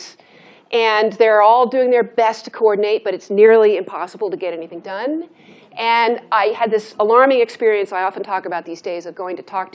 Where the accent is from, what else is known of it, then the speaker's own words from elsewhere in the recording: Santa Monica, California, United States; moved away as an adult; also born or lived in Washington; I'm from Santa Monica, California